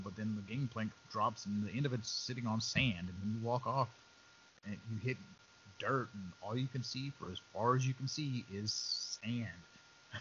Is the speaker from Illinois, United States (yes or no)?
no; West Texas, United States; I grew up in West Texas. I've seen my share of sand